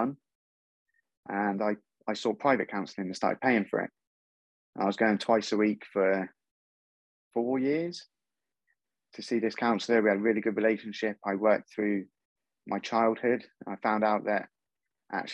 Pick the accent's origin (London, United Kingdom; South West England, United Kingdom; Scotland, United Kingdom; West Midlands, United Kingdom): South West England, United Kingdom; Torquay; moved away as an adult; now in Wiltshire, United Kingdom; I moved away from Torquay for a fresh start. I moved up to Wiltshire.